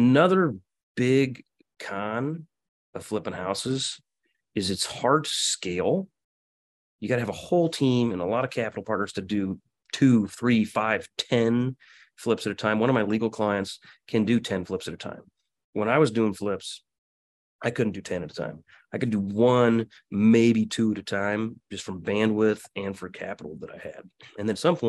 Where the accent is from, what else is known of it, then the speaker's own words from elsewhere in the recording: Quincy, Illinois, United States; moved away; also born or lived in Kansas City; my hometown of Quincy, Illinois.